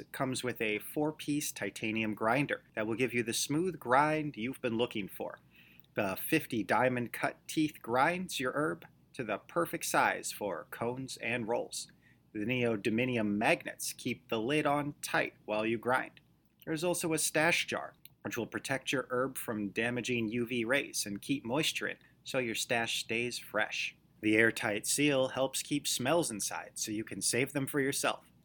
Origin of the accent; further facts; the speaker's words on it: United States; moved away; my home country